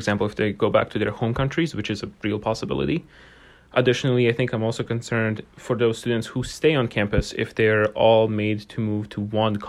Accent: Bosnia & Herzegovina; English is a second language; I'm from Bosnia and Herzegovina, and this is a very hectic moment, I would say, for every person on campus, especially international students

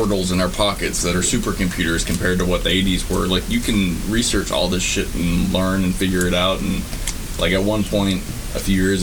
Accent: Texas, United States; I'm from Texas

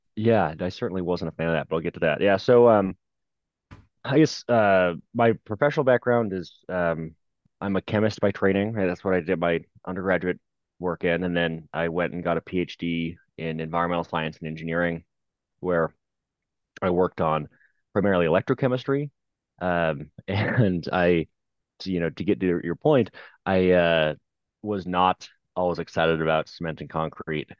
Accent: Seattle, Washington, United States; I grew up in Seattle

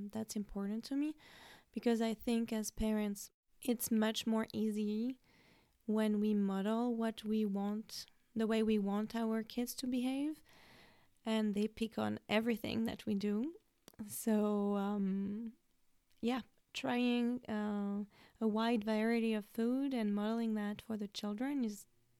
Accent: France; now in United States; I have always been a mom living in the US, but I was brought up in France

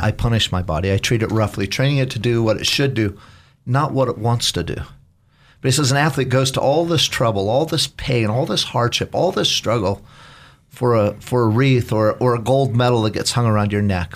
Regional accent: Caldwell, Idaho, United States; also born or lived in Battle Ground, Washington; now in Nampa, United States; I was born in Caldwell

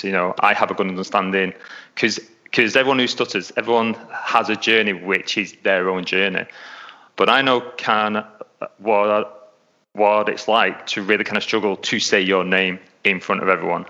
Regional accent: England, United Kingdom; accent: English; moved away as an adult; now in Melbourne, Australia; I was going out there from England, because as you can tell, I'm English, I'm not Australian, so I've got an English accent

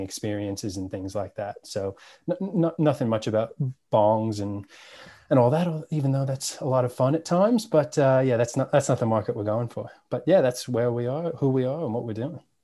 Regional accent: New York City, New York, United States; born or raised there; moved away as an adult; now in Australia

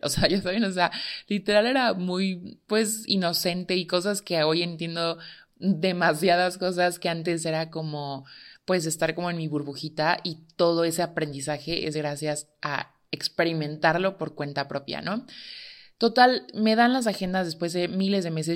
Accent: Tehuacán, Puebla, Mexico; soy de Tehuacán

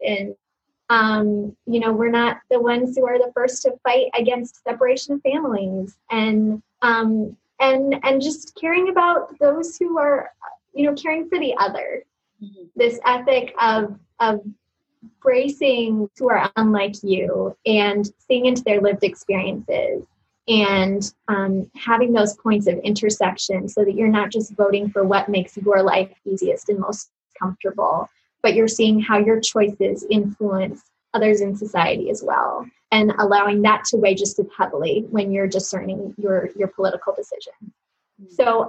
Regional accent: Uzbekistan; I grew up outside the United States in Uzbekistan, a country where it was Christians were persecuted in the really almost like biblical sense of the word.

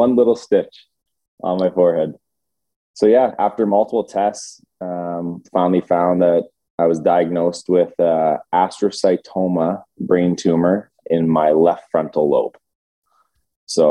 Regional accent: London, Ontario, Canada; I grew up in London, Ontario

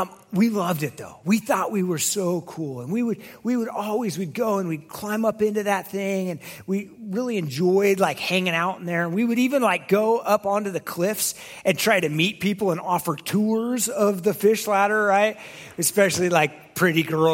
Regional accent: Oregon, United States; I grew up in Oregon.

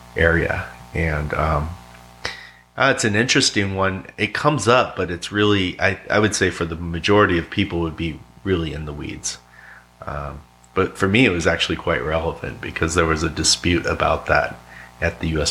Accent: Yuma, Arizona, United States; also born or lived in San Diego, California; now in Roanoke, United States; Originally uh, San Diego, uh, but I spent a lot of time growing up in Yuma, Arizona

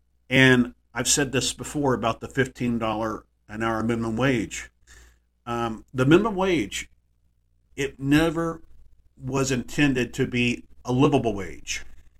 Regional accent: Texas, United States; my hometown in Texas

